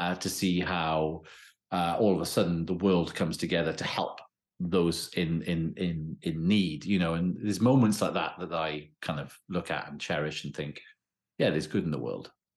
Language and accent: English; Wales, United Kingdom